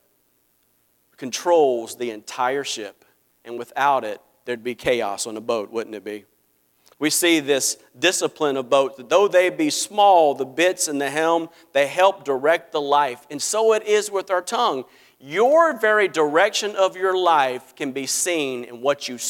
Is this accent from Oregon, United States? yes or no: no; Greenville, South Carolina, United States; I'm from Greenville, South Carolina